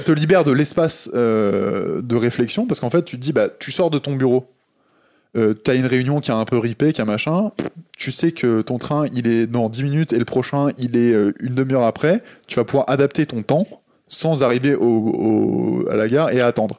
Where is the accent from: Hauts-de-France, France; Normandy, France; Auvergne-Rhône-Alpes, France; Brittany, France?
Normandy, France; Le Havre; Je suis né au Havre